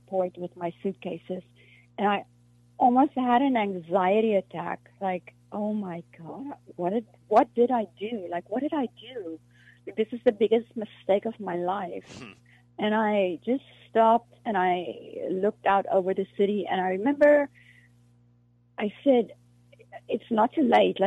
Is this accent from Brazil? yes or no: no; South Africa; first language Afrikaans; English is a second language; moved away as an adult; now in United States; I'm from South Africa